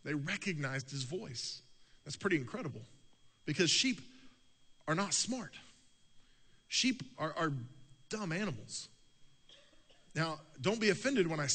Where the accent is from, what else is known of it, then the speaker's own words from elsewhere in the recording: United States; also born or lived in Oklahoma / Texas; I grew up in Oklahoma and Texas